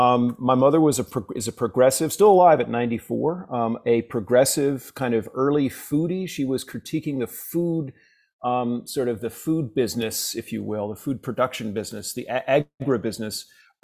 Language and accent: English; Congers, New York, United States; I was born in New York, but I grew up in a town called Congers, a sort of white working class town, basically downstate New York, about 20 miles north of the city.